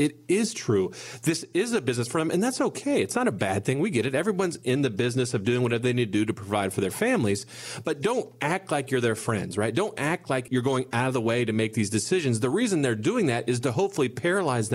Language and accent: English; Bellefontaine, Ohio, United States; We're from a small town. You guys may or may not have heard of it. I'm from Belle Fountain, Ohio